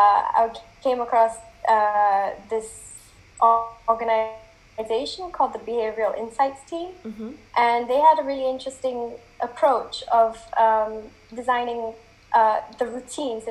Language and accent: English; Malaysia; now in United Kingdom; I grew up in Malaysia